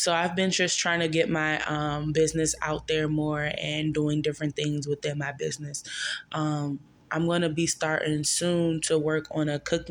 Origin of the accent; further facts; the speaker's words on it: Maryland, United States; now in Charlotte, United States; I am from Maryland